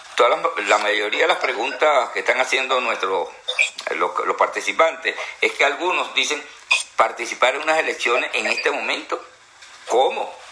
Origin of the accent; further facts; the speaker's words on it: Venezuela; en mi querida Venezuela